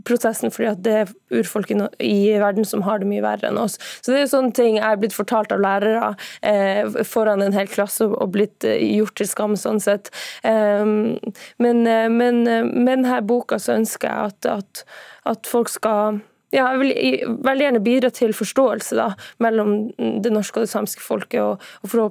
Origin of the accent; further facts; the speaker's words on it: Norway; jeg mener jo at du lærer mye om deg sjøl ved å lære om meg og min historie, fordi at den samiske historien eh, er jo, er jo felles med den norske.